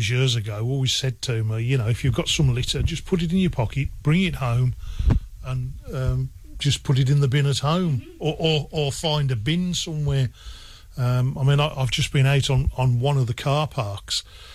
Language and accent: English; Midlands, United Kingdom; also born or lived in Bishop Auckland area, County Durham; now in Bishop Auckland, United Kingdom; I'm originally from the Midlands and I moved up into this area 20 years ago now